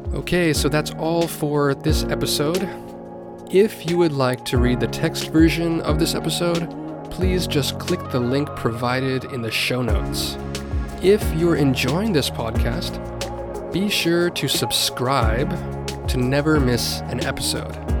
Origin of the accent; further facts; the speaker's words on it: United States; now in Japan; my home country, the United States